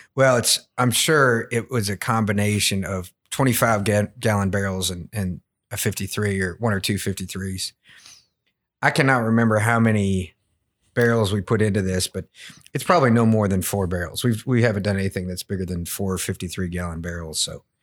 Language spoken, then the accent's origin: English; Woodford County, Kentucky, United States; I grew up in Woodford County